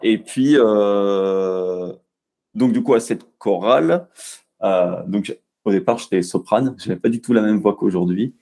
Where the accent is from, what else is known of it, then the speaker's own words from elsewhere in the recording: Bourg-la-Reine, Île-de-France, France; moved away as an adult; now in Montpellier, France; j'ai grandi en région parisienne, à Bourg-la-Reine très exactement